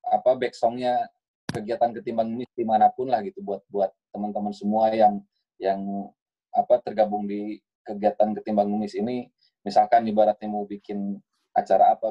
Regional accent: Bandung, West Java, Indonesia; born there; Saya lahir di Bandung 6 Desember 1985

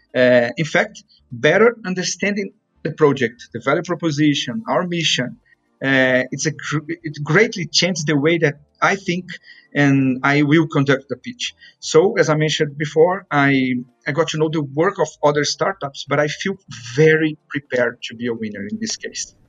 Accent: Brazil; moved away; my hometown in Brazil

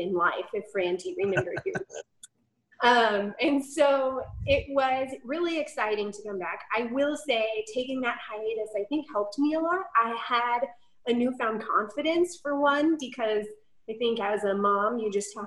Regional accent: Dallas, Texas, United States; moved away as an adult; now in College Station, United States; we moved here from the Dallas-Fort Worth area where I have lived my entire life and all of my family is still there

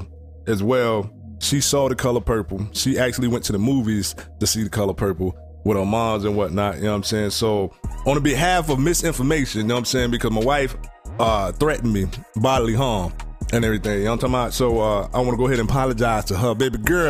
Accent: Sanford, United States; we grew up in Sanford

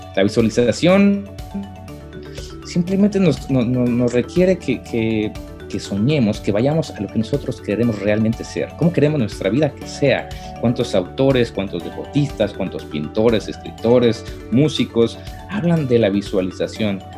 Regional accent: Mexico City, Mexico; moved away as an adult; now in United States; soy la Ciudad de México

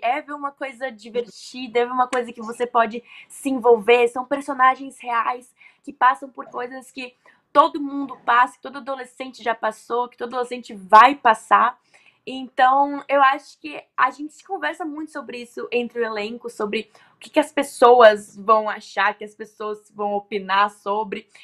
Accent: Rio Grande do Sul, Brazil; eu nasci no Rio Grande do Sul

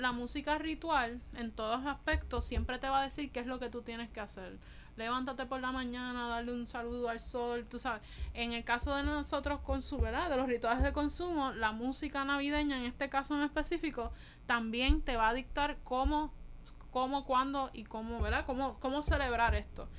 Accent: Puerto Rico; nosotros los necesitábamos como puertorriqueños

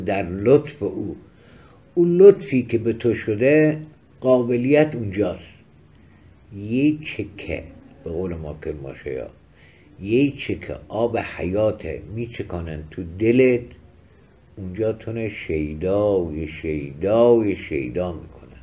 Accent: Kermanshah Province, Iran; accent: Kermanshahi local Persian; من بی فارسی کرمانشاهی و محلی حرف میزنم

